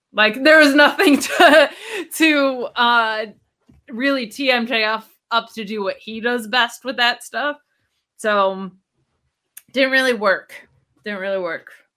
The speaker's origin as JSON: {"language": "English", "region": "upstate New York", "country": "United States", "tie": "born or raised there", "said": "upstate New York from my hometown growing up"}